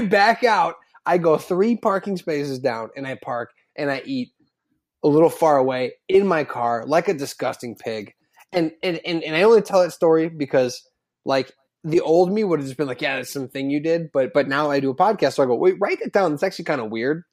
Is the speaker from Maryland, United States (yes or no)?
no; Chicago suburbs, Illinois, United States; growing up in the Chicago suburbs